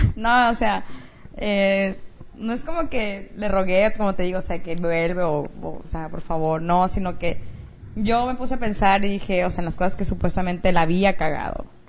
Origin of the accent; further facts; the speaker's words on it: Mexico; now in United States; una amiga mexicana que es de donde yo soy